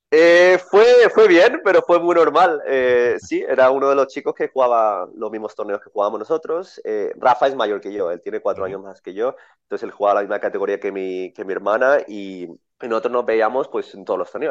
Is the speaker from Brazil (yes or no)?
no; Spain; yo nací en España, mi familia es de Colombia mi padre se mudó a España